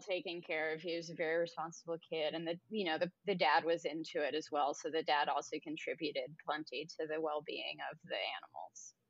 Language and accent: English; New Jersey, United States; my, uh, apartment complex that I grew up in in New Jersey